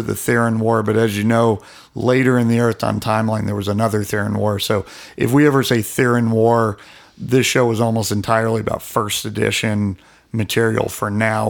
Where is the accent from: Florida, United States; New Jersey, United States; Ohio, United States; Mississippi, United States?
Ohio, United States; Alliance; my hometown. It's not all that famous. Alliance, Ohio